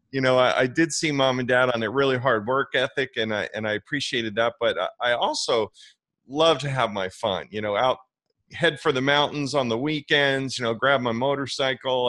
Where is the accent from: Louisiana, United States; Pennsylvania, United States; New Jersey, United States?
New Jersey, United States; New York area; now in Florida, United States; growing up in the New York area